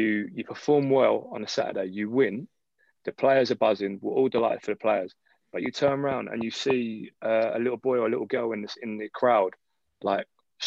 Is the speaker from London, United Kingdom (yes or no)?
yes; London, United Kingdom; also born or lived in Taiwan; I'm born and bred in London